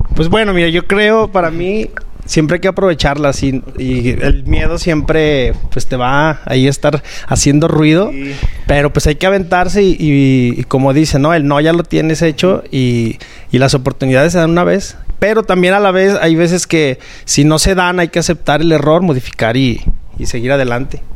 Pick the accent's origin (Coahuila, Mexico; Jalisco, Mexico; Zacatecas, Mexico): Zacatecas, Mexico; Fresnillo; yo soy de Frendillo, Zacatecas